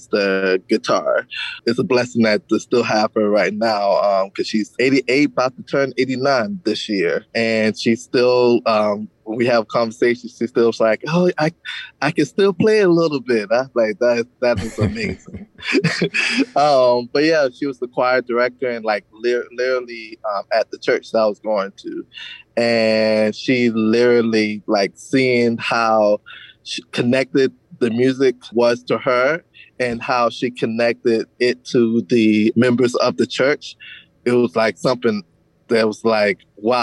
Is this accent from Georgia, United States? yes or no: yes; Savannah, Georgia, United States; also born or lived in Clio, Georgia; I grew up in, it's like a combination of Savannah, Georgia, and a small town called Clio, Georgia